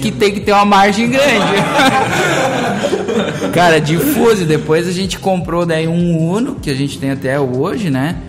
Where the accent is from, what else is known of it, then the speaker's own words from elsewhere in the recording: Teutônia, Rio Grande do Sul, Brazil; eu sou lá de Teutônia, né? nasci em Teutônia